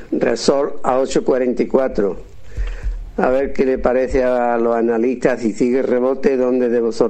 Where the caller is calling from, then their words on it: Málaga, Andalusia, Spain; de Málaga